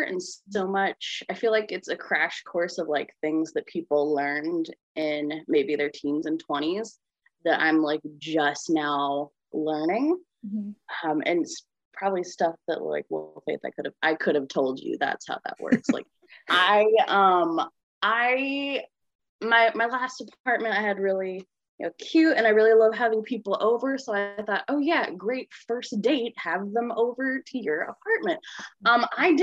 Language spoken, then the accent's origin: English; Olympia, Washington, United States; I'm from Olympia, Washington